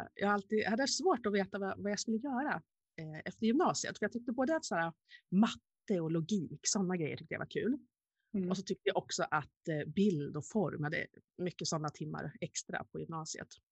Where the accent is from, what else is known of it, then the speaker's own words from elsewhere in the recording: Vilhelmina, Västerbotten County, Sweden; jag ville gärna bo kvar hemma i Vilhelmina